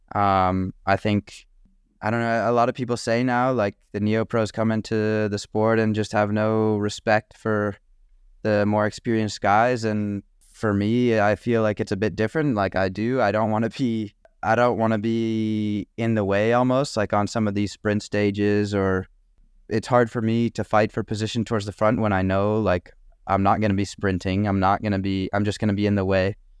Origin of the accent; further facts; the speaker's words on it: Tucson, Arizona, United States; I'm from Tucson